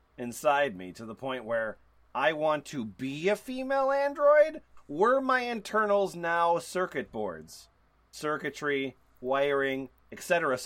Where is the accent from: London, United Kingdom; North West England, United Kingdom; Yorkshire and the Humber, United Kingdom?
Yorkshire and the Humber, United Kingdom; I am from North Yorkshire, UK.